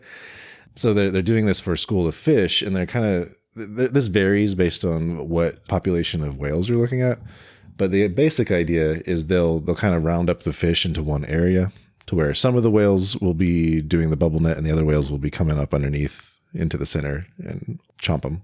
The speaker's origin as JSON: {"language": "English", "country": "United States", "said": "in the U S we also have a ton"}